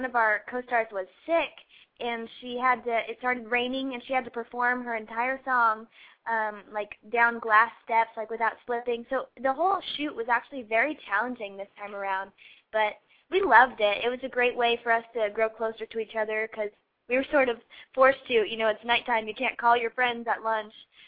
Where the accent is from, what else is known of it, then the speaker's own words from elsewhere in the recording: Ohio, United States; moved away; I'm from Ohio